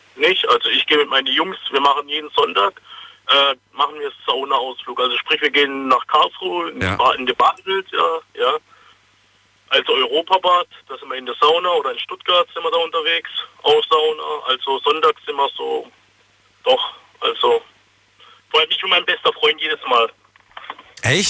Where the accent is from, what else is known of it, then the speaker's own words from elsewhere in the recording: Kosovo; moved away; Ich bin aus dem Kosovo